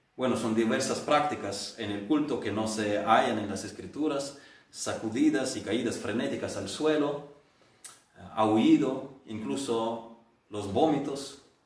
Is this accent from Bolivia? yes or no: no; Ukraine; now in Spain; en la iglesia rural pentecostal en el pueblo de mis abuelos en Ucrania